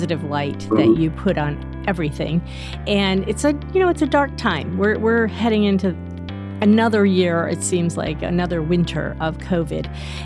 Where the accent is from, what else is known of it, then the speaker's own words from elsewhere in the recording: New Hampshire, United States; I grew up in New Hampshire